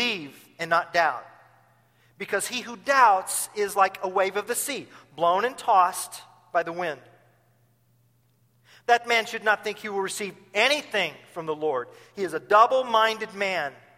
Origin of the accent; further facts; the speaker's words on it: Tulsa, Oklahoma, United States; now in Champaign, United States; my hometown is in Tulsa